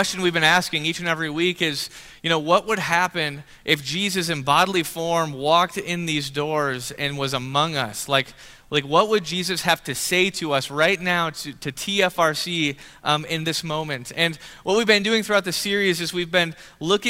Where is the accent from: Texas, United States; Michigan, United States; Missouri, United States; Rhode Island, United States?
Michigan, United States; Grand Rapids; I was born in Grand Rapids area in Michigan. And the house that I grew up in was like an 80-year-old house